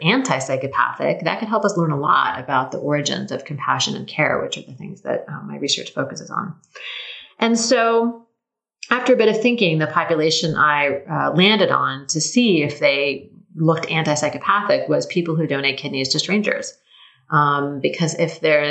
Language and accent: English; Tacoma, Washington, United States; moved away; my hometown of Tacoma